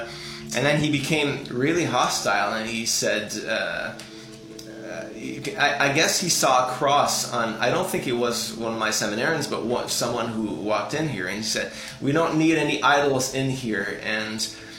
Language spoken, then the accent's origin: English; Ottawa, Ontario, Canada; also born or lived in Switzerland / Senegal; I was born in Ottawa, Canada, grew up there, but traveled quite a bit.